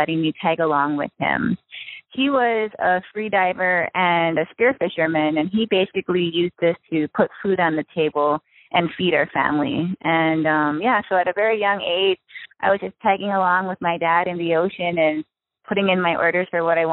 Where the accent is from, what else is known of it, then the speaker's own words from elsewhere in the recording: Maui, Hawaii, United States; I was born and raised in Hawaii. I grew up on the island of Maui